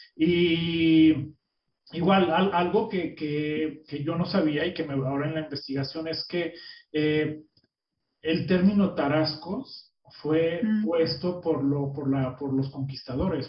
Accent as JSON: {"language": "Spanish", "country": "Mexico", "moved": "yes", "lives_now": "United States", "said": "somos mexicanos, que llegamos a un lugar que hablan un idioma diferente, tú en Berlín, yo en Estados Unidos"}